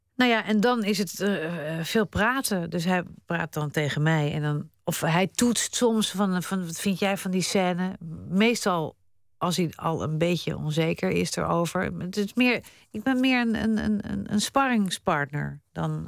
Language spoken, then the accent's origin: Dutch; Netherlands; also born or lived in Spain; dit is waar ik geboren ben en dit is waar ik woon.